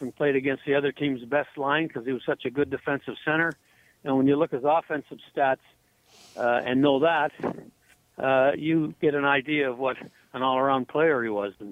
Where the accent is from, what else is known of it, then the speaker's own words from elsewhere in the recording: Sarnia, Ontario, Canada; born there; I was born in Sarnia, Ontario, so that was the closest NHL team.